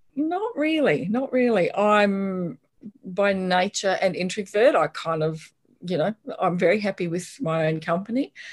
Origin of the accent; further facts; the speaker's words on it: Brisbane, Queensland, Australia; I grew up in Brisbane and went to the state school up the road